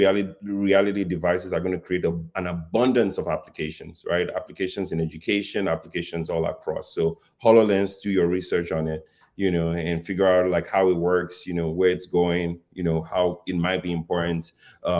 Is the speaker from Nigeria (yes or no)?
yes; Nigeria; moved away; I grew up in Africa, you know, in Nigeria, to be specific